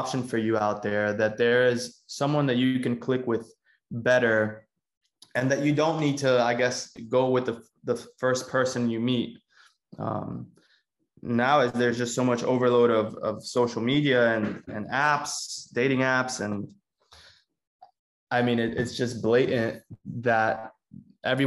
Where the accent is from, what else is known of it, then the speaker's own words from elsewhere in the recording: Miami, Florida, United States; also born or lived in Cuba; I was born in Cuba and I moved in 2001 when I was 6 years old to Miami